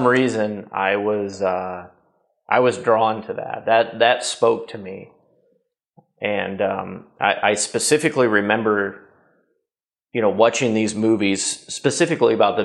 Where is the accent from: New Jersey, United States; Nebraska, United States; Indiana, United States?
Nebraska, United States; Columbus; I grew up in a relatively small town, about 20,000 people in the 80s and early 90s. Place called Columbus, Nebraska